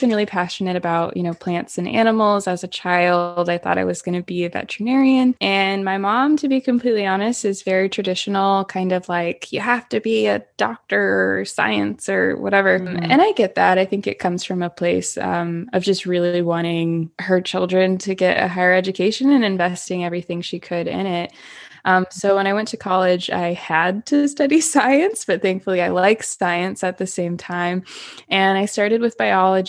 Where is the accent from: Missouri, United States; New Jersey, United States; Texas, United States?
Missouri, United States; Florissant; moved away as an adult; also born or lived in Orange County, California; now in Ventura, United States; I was born and raised in Florissant, Missouri, which is right outside of St. Louis, Missouri